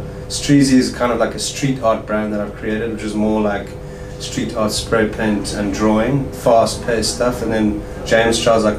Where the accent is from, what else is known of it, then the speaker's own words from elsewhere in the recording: South Africa; I'm a multidisciplinary artist from South Africa.